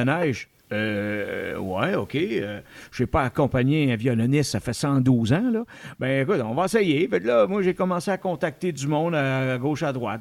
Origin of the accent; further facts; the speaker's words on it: Outaouais, Quebec, Canada; chez nous en Outaouais